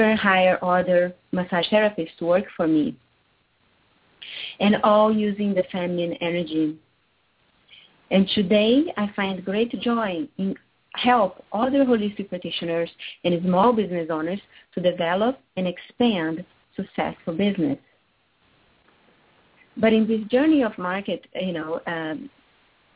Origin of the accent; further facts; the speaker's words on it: Rio de Janeiro, Brazil; moved away as an adult; I was born and raised in Rio de Janeiro, Brazil.